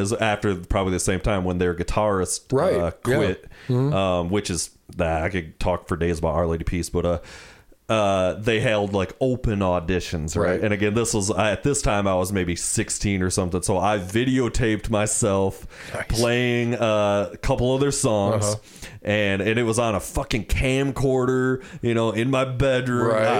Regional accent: Muskegon, Michigan, United States; And I'm from Muskegon

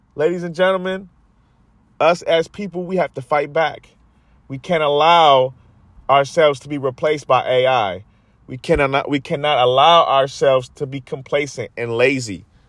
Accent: United States; we as Americans

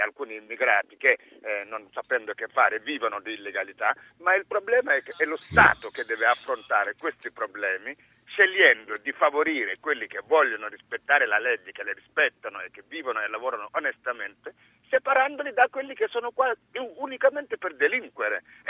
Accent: Senegal; now in Viterbo, Italy; Sono nato in Senegal, eh, sono venuti qua quasi 30 anni fa

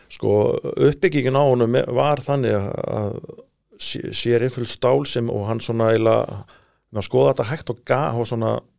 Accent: Iceland; við erum frá Íslandu

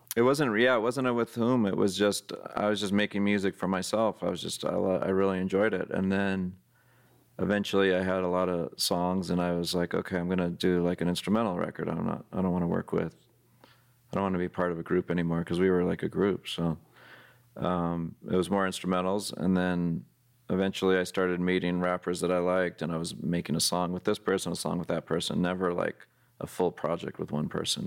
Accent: San Jose, California, United States; growing up in San Jose, California, which is next to San Francisco

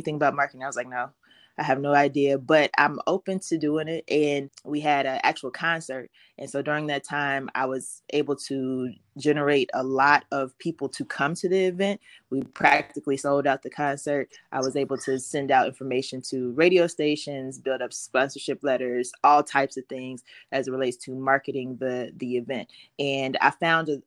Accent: Cincinnati, Ohio, United States; I am from Cincinnati, Ohio

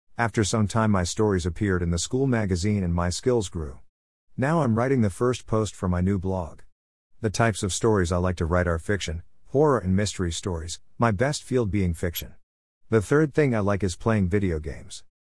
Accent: Pakistan; now in Mozambique; I was born in Pakistan on the twenty-first of June two thousand seven.

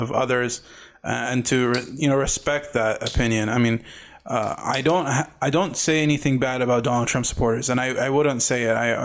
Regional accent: Mosul, Nineveh, Iraq; now in United States

